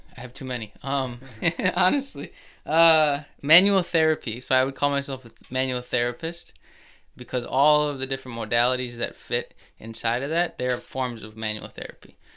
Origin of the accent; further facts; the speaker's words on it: Plymouth, Minnesota, United States; Grew up in Plymouth.